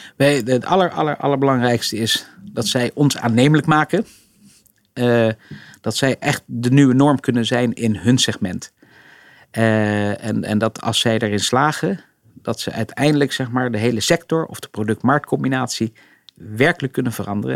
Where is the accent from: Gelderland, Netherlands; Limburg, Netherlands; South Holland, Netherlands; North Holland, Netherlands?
South Holland, Netherlands; Rotterdam; we zijn natuurlijk opgegroeid in Rotterdam